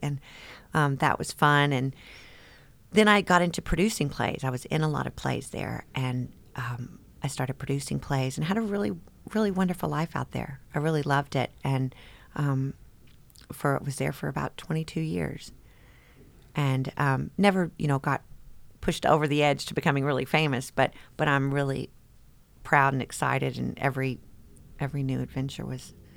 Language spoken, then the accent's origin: English; Las Vegas, Nevada, United States; now in Versailles, Kentucky, United States; It was Las Vegas in the 70s. And we grew up in Caesar's Palace.